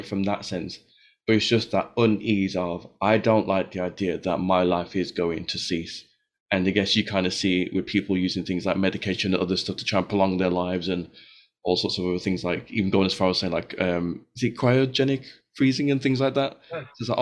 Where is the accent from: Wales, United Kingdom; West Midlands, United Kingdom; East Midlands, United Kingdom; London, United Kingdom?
West Midlands, United Kingdom; Birmingham; in the church I was growing up in Birmingham